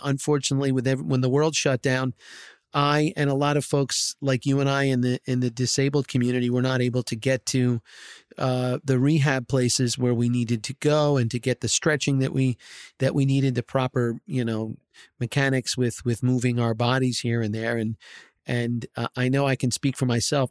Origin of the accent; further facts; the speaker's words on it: New Jersey, United States; I grew up in New Jersey here